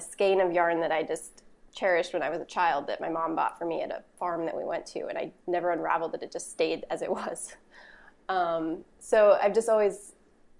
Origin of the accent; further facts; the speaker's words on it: Boston, Massachusetts, United States; I was born and raised in Boston, and I was in the Boston public school system all throughout high school